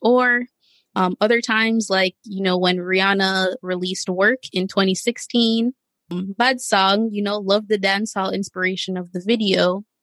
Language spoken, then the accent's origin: English; United States; also born or lived in Jamaica; I was born in the US but my family